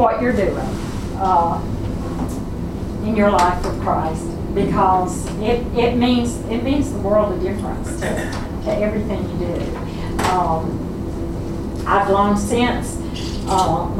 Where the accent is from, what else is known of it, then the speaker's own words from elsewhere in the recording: the South, United States; those of us who are born in the South and know what it means